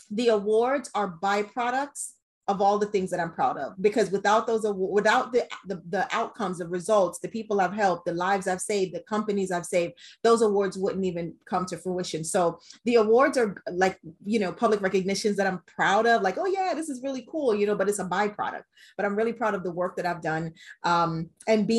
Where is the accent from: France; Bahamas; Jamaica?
Jamaica; I am a Jamaican woman in an industry that is not dominated by Jamaican women